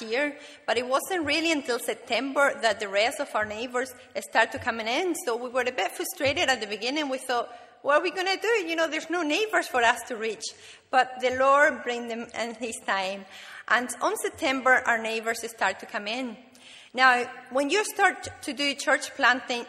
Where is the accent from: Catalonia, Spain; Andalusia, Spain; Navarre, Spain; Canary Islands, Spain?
Canary Islands, Spain; moved away; I'm from the Canary Islands